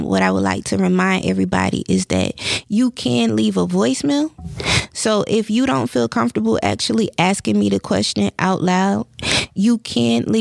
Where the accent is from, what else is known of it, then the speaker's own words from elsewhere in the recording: the Carolinas, United States; I'm from the Carolinas. So being from the Carolinas, like, they be Bible thumping around here.